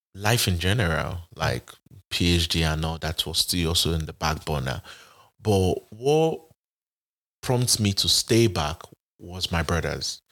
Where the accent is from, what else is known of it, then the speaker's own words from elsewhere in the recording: Benin City, Edo, Nigeria; moved away as an adult; now in Atlanta, United States; I was born and raised in Benin, Edo State, Nigeria